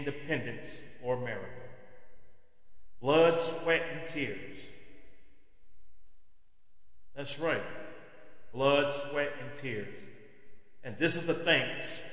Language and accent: English; United States; as an American citizen